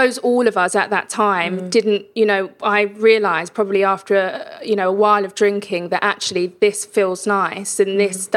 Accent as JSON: {"language": "English", "region": "London", "country": "United Kingdom", "tie": "born or raised there", "said": "I grew up in East London, and, you know, at the time it was quite a rough area"}